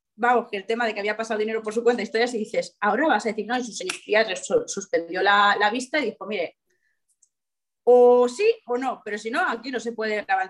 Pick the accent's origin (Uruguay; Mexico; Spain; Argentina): Spain; Gandia, Valencian Community; yo soy de Gandía, viene mucho turista, gente de Madrid